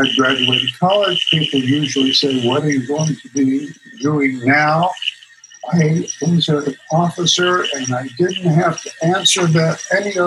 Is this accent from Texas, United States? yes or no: no; New York City, New York, United States; I am a kid from the Bronx. I grew up in the Bronx